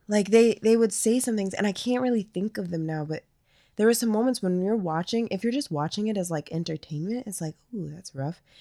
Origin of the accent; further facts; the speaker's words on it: Minnesota, United States; we're from Minnesota